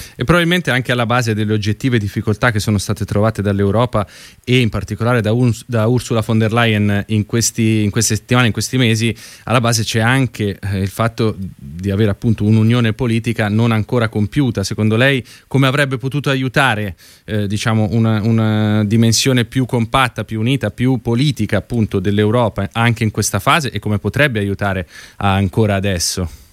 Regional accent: Lombardy, Italy; sono lombardo anch'io come lei

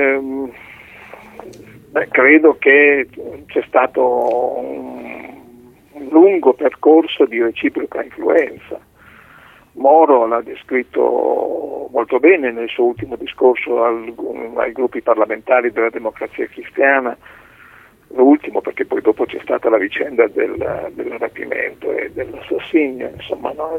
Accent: Reggio Emilia, Emilia-Romagna, Italy; io sono di Reggio Emilia

